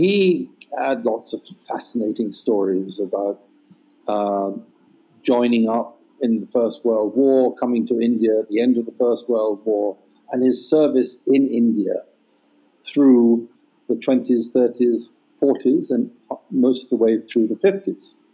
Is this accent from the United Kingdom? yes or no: yes; England, United Kingdom; moved away; growing up in England